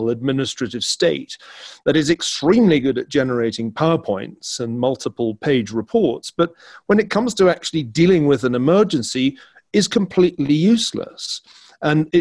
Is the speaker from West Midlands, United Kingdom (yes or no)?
no; Glasgow, Scotland, United Kingdom; where I grew up in Glasgow, there was this kind of curious snobbery